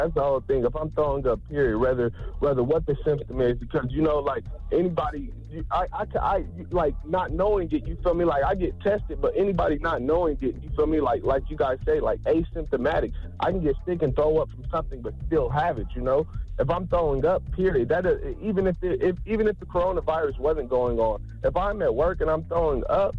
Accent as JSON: {"language": "English", "town": "Las Vegas", "region": "Nevada", "country": "United States", "said": "Man, I'm from Las Vegas, Nevada, man."}